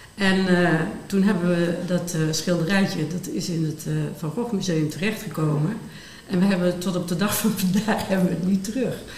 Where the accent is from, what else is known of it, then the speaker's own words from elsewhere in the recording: Limburg, Netherlands; moved away; ik kwam uit een klein dorp in Limburg